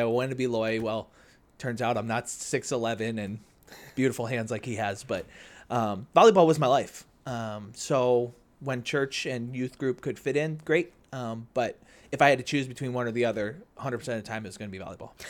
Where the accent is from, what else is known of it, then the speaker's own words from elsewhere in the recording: Naperville, Illinois, United States; born and raised in Naperville